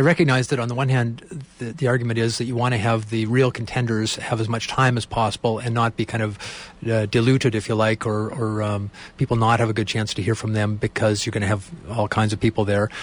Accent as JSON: {"language": "English", "country": "Canada", "said": "as Canadians"}